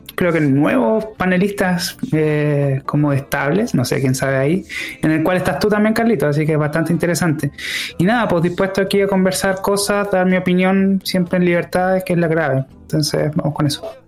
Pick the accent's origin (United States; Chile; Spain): Chile; lo que somos como, como, como sociedad chilena